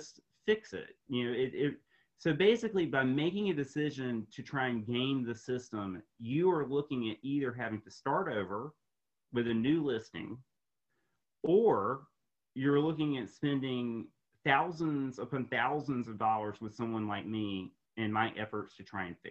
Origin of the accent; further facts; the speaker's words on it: Raleigh, North Carolina, United States; here in my hometown, Raleigh, North Carolina